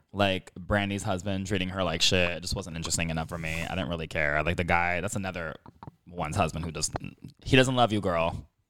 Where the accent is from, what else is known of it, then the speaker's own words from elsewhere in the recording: Miami, Florida, United States; accent: Kendall South Miami accent; first language English; moved away; I grew up in Miami